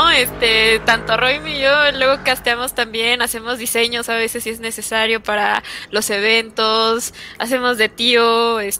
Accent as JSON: {"language": "Spanish", "region": "Mexico City", "country": "Mexico", "said": "De, de, Ciudad de México"}